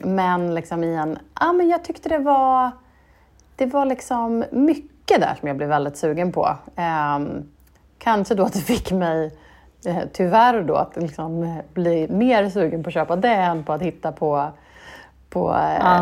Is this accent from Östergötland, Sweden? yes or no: yes; Norrköping, Östergötland, Sweden; i Norrköping där jag växte upp